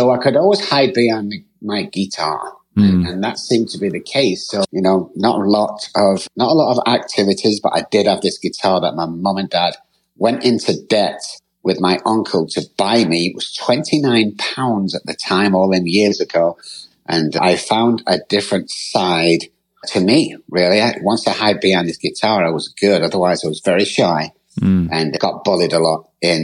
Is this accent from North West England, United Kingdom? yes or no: yes; Manchester, North West England, United Kingdom; moved away; I'm from Manchester, United Kingdom, grew up there.